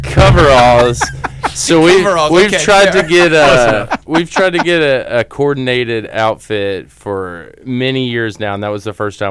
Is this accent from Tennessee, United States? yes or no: yes; Chattanooga, Tennessee, United States; I'm from Chattanooga, Tennessee